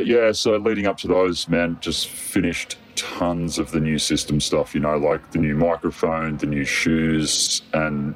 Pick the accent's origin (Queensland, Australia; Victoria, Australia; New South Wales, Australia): New South Wales, Australia; Bellingen; in my hometown